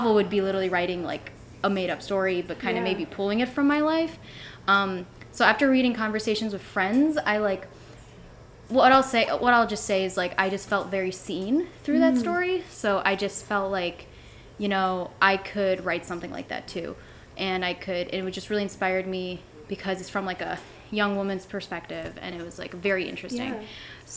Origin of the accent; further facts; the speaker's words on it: Lakewood, Ohio, United States; also born or lived in Lithuania / Cleveland, Ohio; fifth grade, I moved back here and went to Lakewood Middle School, Lakewood High School